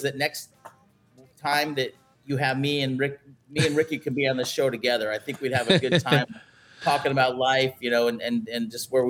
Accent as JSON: {"language": "English", "region": "Arizona", "country": "United States", "tie": "born or raised there", "moved": "yes", "lives_now": "San Diego, United States", "said": "I'm a San Diego boy. Well, I grew up in Arizona, but I've lived out in California for almost half my life."}